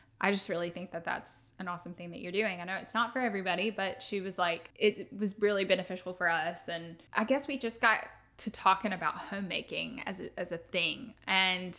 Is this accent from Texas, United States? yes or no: no; Tuscaloosa, Alabama, United States; I'm from Tuscaloosa. I grew up here going to school, you know, elementary, high school and everything